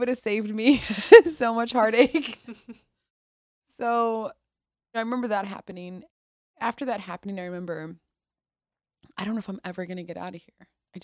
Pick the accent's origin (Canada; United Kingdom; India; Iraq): Iraq; now in United States; Yeah, that's what my life became growing up in the Middle East. I think too, not having freedom.